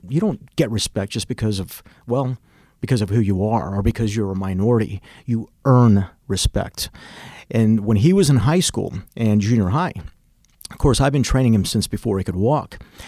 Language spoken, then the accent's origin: English; Chicago, Illinois, United States; moved away; We moved also from Chicago. My mother realized the path I was going, and we ended up moving out of Chicago, and that's where I began to pursue martial arts even more.